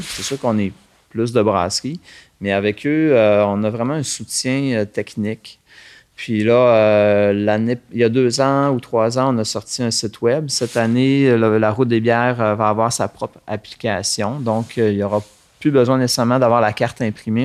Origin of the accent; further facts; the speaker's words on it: Saint-Félicien, Quebec, Canada; je suis né ici à Saint-Félicien, euh, dans un milieu rural sur euh, la ferme de mes parents